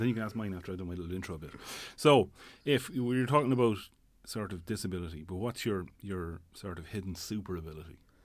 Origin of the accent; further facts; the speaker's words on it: Tipperary, Munster, Ireland; moved away as an adult; also born or lived in Dublin; now in Tallaght, Ireland; I'm originally from Tipperary, living in Dublin, I suppose, the last twenty, twenty-five, twenty-six years